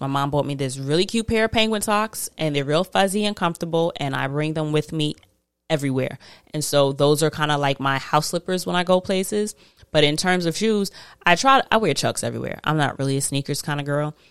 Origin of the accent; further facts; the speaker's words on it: United States; I am very American